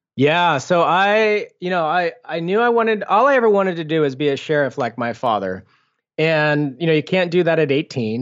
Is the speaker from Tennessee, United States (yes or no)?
no; Foster City, California, United States; I grew up in Foster City